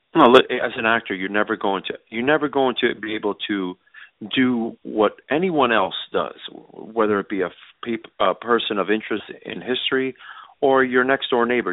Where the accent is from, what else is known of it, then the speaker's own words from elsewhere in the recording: New York City, New York, United States; I grew up in New York City